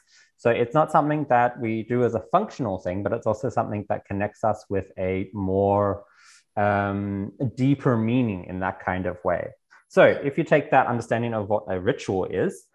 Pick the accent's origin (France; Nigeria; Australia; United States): Australia; moved away as an adult; now in Berlin, Germany; I was born in Australia, and from Australia, I also then moved and have lived the last 8 years in Berlin.